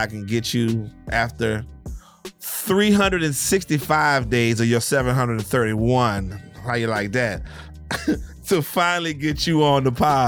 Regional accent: Jacksonville, Florida, United States; I'm from Jacksonville. I'm from Duval County

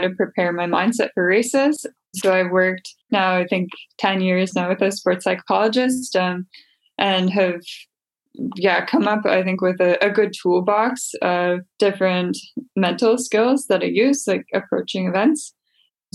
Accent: Winnipeg, Manitoba, Canada; I'm from Winnipeg, Manitoba in Canada.

